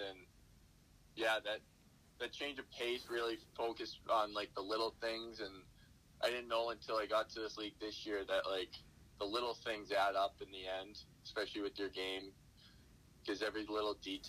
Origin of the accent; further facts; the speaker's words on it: Boston, Massachusetts, United States; I grew up going to the bean pot. I grew up doing all those things